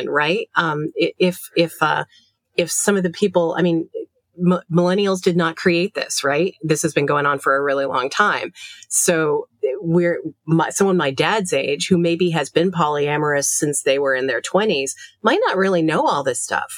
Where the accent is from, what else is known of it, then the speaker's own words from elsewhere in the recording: Maine, United States; moved away as an adult; also born or lived in Chicago; in Maine, very different than growing up in Louisiana